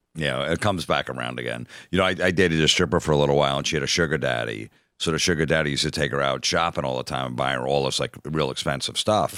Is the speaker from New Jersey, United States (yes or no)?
yes; New Jersey, United States; I was from Jersey